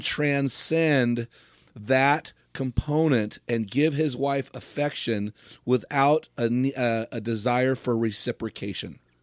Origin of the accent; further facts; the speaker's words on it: United States; I'm an American